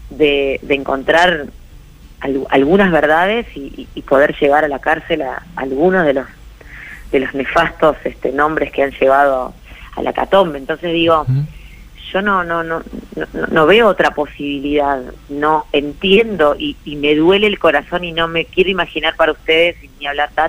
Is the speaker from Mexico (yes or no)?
no; Argentina; ahí pondré mi granito de arena, como, como tantos argentinos y argentinas, ¿eh?